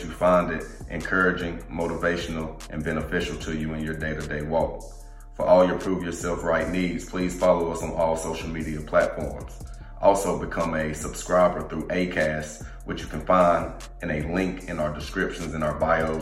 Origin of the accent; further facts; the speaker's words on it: Leeds, Alabama, United States; moved away as an adult; also born or lived in Birmingham, Alabama / Nebraska; now in Ottawa, Canada; Small town Leeds, Alabama, if you want to be politically correct, where in football I excelled. I was an All-American coming out of high school